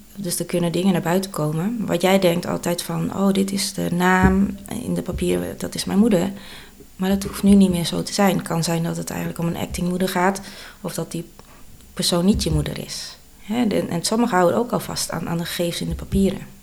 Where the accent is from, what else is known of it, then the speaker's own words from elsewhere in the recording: Sliedrecht, South Holland, Netherlands; also born or lived in Bogor, Indonesia; Ik ben geboren in Indonesië, in Bogor. En toen ik 2,5 jaar was, ben ik geadopteerd naar Nederland. En ik ben opgegroeid in Sliedrecht.